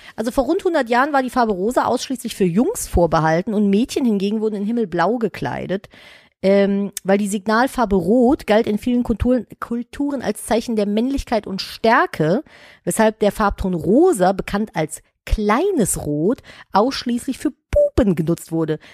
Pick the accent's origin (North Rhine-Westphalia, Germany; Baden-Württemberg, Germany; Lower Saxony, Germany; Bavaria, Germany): North Rhine-Westphalia, Germany; Cologne; ich bin ja in Köln groß geworden